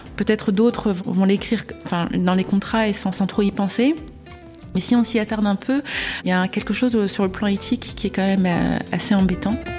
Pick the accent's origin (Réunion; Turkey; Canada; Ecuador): Réunion; j'ai grandi à La Réunion